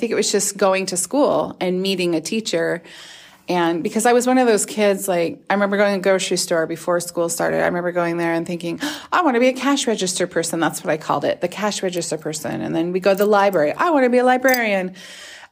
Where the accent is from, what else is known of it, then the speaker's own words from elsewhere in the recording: Lewiston, Idaho, United States; I grew up in Lewiston, Idaho, just down the road, about 100 miles south.